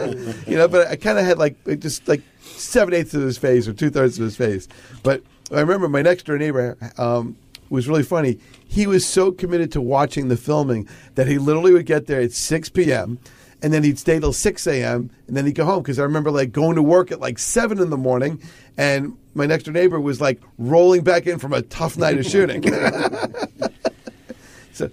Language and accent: English; New York City, New York, United States; I remember growing up in Queens, Arnold Schwarzenegger did a movie in my neighborhood.